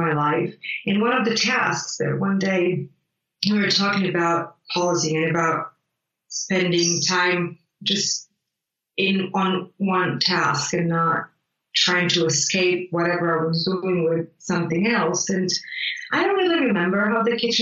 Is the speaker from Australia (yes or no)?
no; Italy; English is a second language; moved away; I grew up in Italy